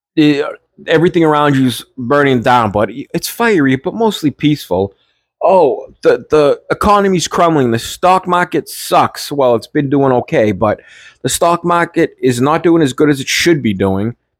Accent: Everett, Massachusetts, United States; now in Melrose, United States; I'm from Everett, always to the bones from Everett, but I live in Melrose.

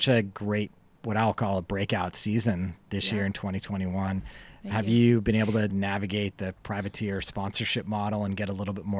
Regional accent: East Coast, United States; In Vermont, because I grew up on the East Coast.

